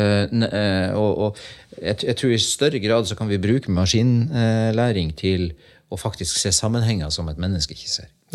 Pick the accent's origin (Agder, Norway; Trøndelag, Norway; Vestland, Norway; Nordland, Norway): Nordland, Norway; Lofoten; Jeg kommer jo fra Lofoten. Jeg, jo, jeg bruker, bruker litt sånn slevete sagt si at jeg, jeg, jeg vokste opp i fjæresteinene